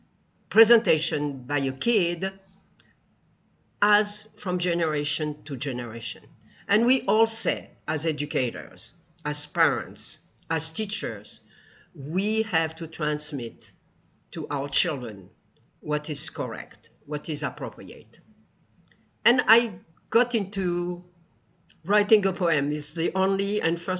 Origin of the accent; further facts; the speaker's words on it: Tunisia; now in United States; I come from Tunisia, 2,000 years of Jews.